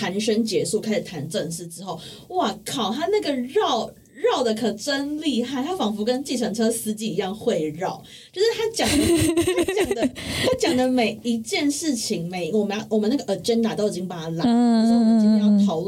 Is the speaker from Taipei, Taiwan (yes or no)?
yes; Taipei, Taiwan; 就身为一个土生土长台北人， 嗯 我是而且我是